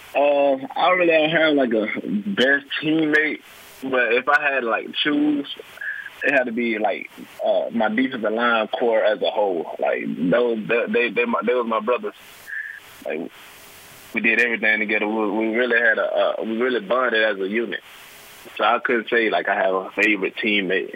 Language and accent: English; Anniston, Alabama, United States; I'm from Anniston, uh, Alabama. I went to Anniston High School